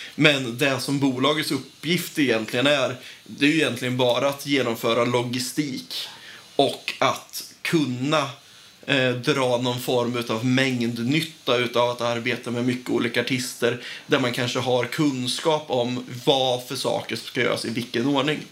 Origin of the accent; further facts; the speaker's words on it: Nyköping, Södermanland, Sweden; also born or lived in Umeå; now in Linköping, Sweden; Jag kommer från Nyköping, har bott ett par år i Umeå också